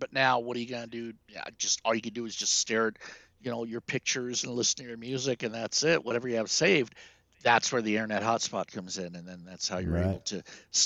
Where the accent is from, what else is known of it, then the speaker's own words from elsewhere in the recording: Prague, Czechia; moved away; I was born in Prague. I was born in the Czech Republic.